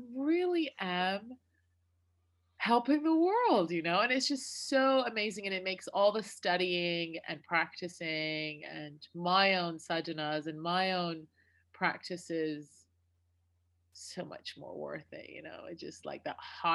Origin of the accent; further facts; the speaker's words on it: Detroit, Michigan, United States; also born or lived in Iraq; I grew up in near Detroit, Michigan.